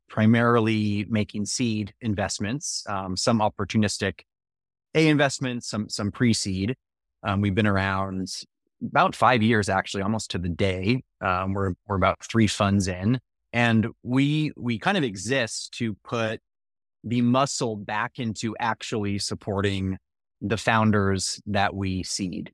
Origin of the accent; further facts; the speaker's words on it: Menlo Park, California, United States; also born or lived in Texas / Alexandria, Virginia; I grew up in the same house in Menlo Park